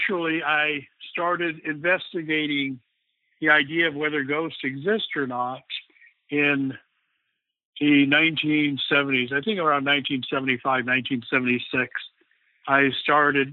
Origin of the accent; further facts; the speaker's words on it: Guam; now in California, United States; I'm living in California now, but I'm originally from Guam